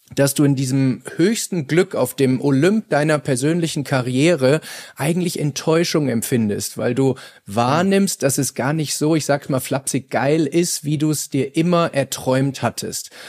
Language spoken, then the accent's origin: German; Bavaria, Germany; wie es bei uns in Bayern heißt